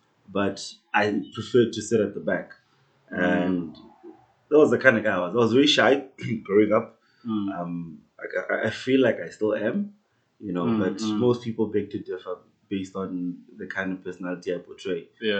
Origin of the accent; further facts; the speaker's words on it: Iketle, near Tzaneen, Limpopo, South Africa; moved away as an adult; also born or lived in Khabane, Limpopo; now in Pretoria, South Africa; I'm from Khabane, a small township in Bulawayo, Limpopo, just outside Tzaneen. But I grew up in a small village called Iketle.